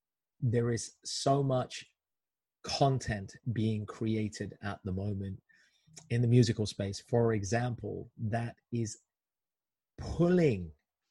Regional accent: India; I'm Indian

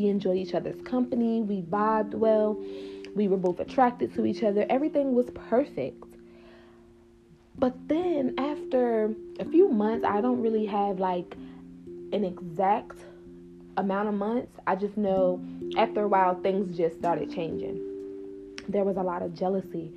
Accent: New Jersey, United States; I'm from New Jersey

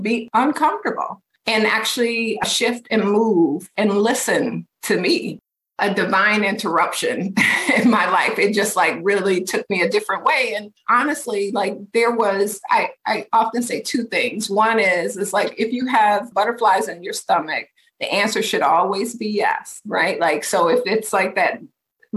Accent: Detroit, Michigan, United States; moved away as an adult; now in Minneapolis, United States; move from Detroit, which is my hometown

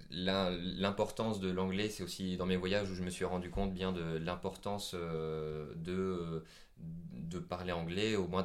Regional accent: Vietnam; accent: Vietnamese; Bon, malheureusement, il n'avait pas compris mon accent vietnamien, mais c'est pas grave.

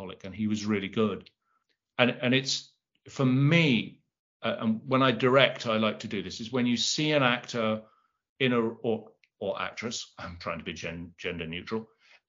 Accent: London, United Kingdom; I'm from South London

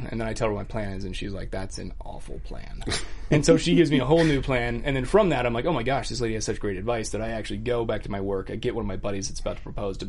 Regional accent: Scottsdale, Arizona, United States; moved away as an adult; also born or lived in Tucson, Arizona / Houston, Texas / Austin, Texas; now in Los Angeles, United States; I grew up in Scottsdale, and then I moved out here right as I turned 22.

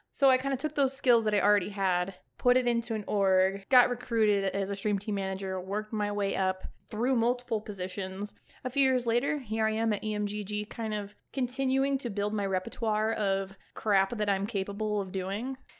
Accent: Chicago, Illinois, United States; moved away as an adult; now in Houston, United States; I am born and raised in Chicago, Illinois, and I most recently moved to Houston, Texas

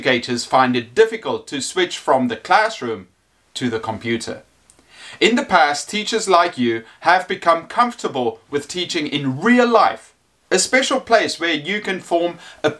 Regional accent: South Africa; I am an English teacher from South Africa.

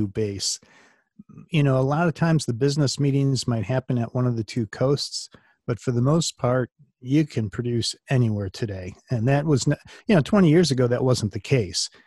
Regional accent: Glen Ellyn, Illinois, United States; also born or lived in Wisconsin; There's a suburb called Glen Ellen, and that's where I was born and raised.

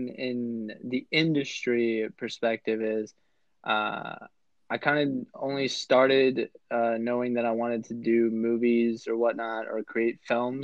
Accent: Virginia, United States; also born or lived in Florida; I was born and raised in Virginia

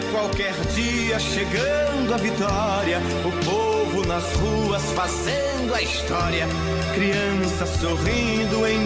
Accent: Pernambuco, Brazil; born there; now in Goiânia, Brazil; eu sou nordestino, pernambucano, goiano, ou seja, nasci em Pernambuco, hoje vivo em Goiânia, no estado de Goiás.

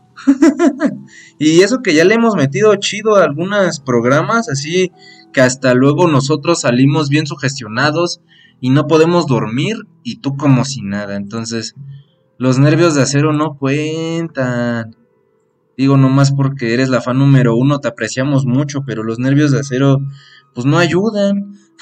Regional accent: Mexico City, Mexico; Nosotros somos de la CDMX, de México, directos desde México

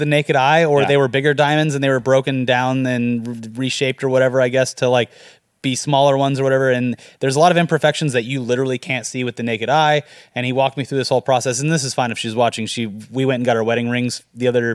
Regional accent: Florida, United States; moved away; I'm from Florida

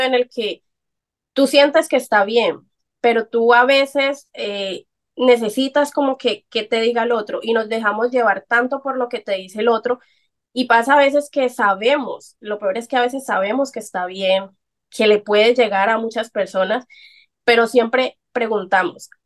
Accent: Colombia; soy colombiana, a mucha honra

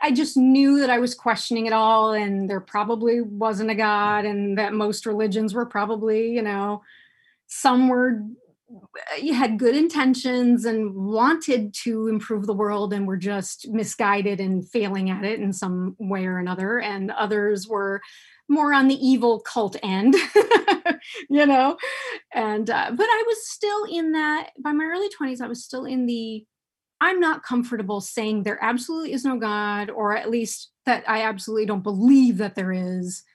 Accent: United States; I was born and raised here in the United States

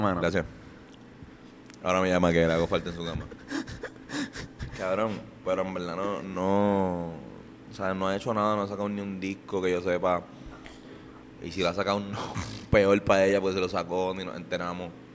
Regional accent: San Juan, Puerto Rico; nosotros somos de Río Piedra, de, toda la vida

